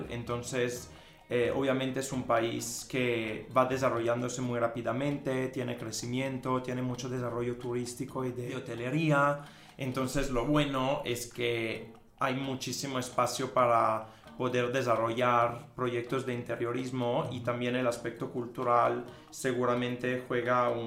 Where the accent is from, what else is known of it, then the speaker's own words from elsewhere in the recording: Mexico; O sea, soy mexicano, ya. No, bro. Estudié en la Universidad de las Américas Puebla